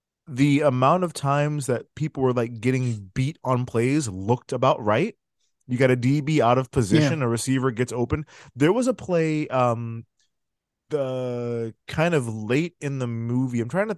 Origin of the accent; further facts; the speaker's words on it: California, United States; accent: California; I'm California. That's my accent.